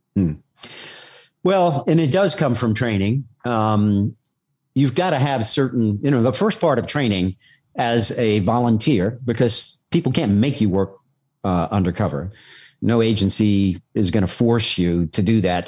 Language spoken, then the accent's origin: English; New York City, New York, United States; I, was born and raised on Staten Island